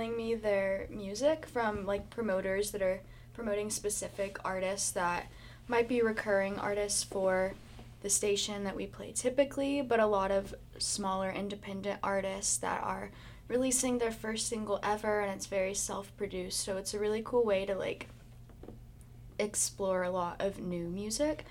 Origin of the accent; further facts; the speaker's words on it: Houston, Texas, United States; I was like living back at home in Houston